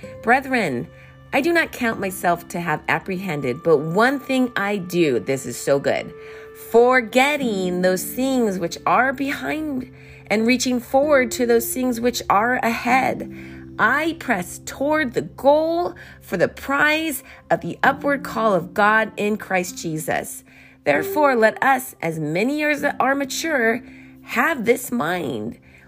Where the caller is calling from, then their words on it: California, United States; I'm calling you from California.